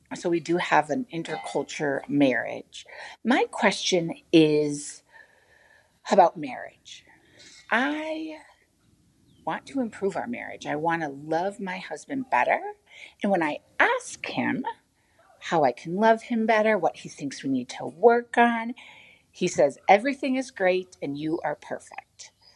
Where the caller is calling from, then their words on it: Uganda; I am calling from Uganda in East Africa.